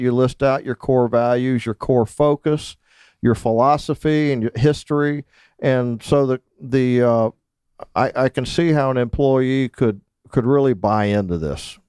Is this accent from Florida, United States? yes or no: yes; Naples, Florida, United States; I grew up in Naples, Florida